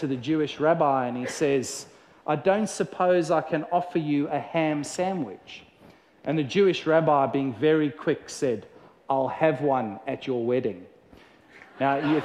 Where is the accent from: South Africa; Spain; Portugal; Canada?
South Africa; growing up in South Africa